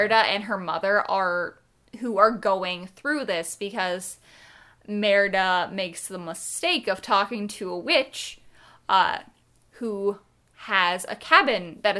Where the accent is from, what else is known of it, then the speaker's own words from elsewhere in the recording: Ireland; Brave, I like, but then again, I'm Irish, so the score I absolutely adore.